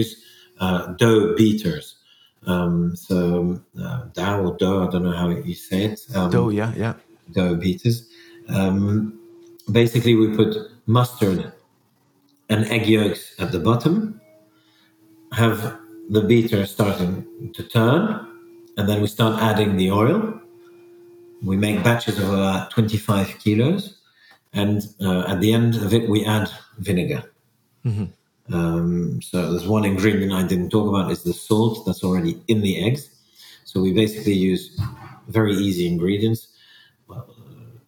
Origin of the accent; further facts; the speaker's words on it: between Ghent and Bruges, Flanders, Belgium; first language French; English is a second language; moved away as an adult; also born or lived in Brussels; now in Wallonia, Belgium; We grew up in Flanders speaking French at home